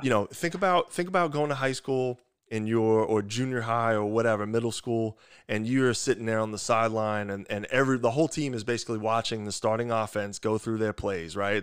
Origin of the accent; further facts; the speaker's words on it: Long Island, New York, United States; accent: thick New York; moved away as an adult; also born or lived in West Lafayette, Indiana; I'm from Long Island, New York